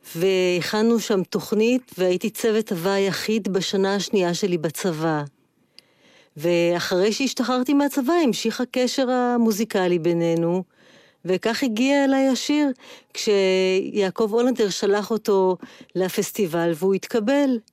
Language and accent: Hebrew; Haifa, Haifa District, Israel; אני חיפאית אה, במקור